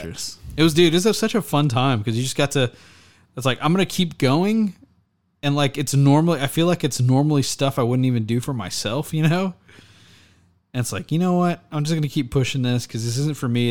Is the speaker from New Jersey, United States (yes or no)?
no; Texas, United States; I'm from Texas